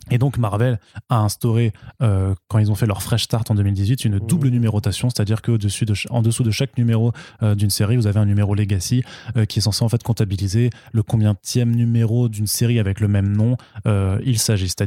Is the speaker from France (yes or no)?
yes; France; phonétiquement, en tant que français, on va le lire Torun Grönbeck